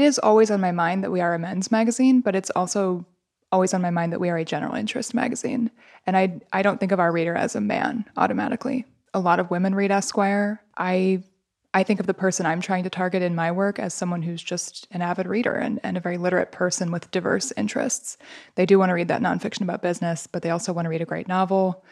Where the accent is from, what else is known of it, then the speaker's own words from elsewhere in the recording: Midwest, United States; I'm from the Midwest.